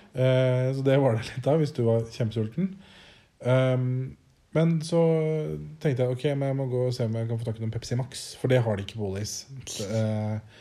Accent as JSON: {"language": "Norwegian", "country": "Norway", "moved": "yes", "said": "hjemme i Norge"}